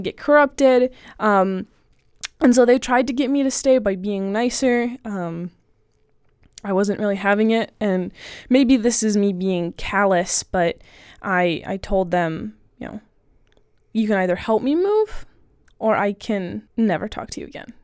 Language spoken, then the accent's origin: English; Southern Ohio, United States; I'm from Southern Ohio